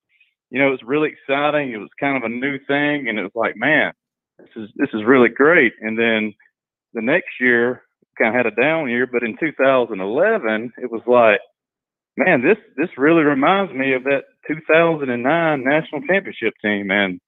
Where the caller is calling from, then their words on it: Brunswick, Georgia, United States; I'm calling in from Brunswick, Georgia